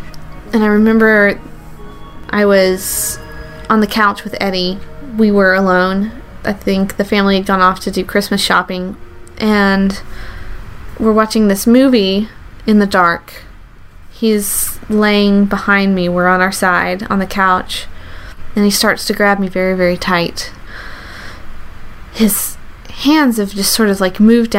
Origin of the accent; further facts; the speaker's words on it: the South, United States; I grew up in the South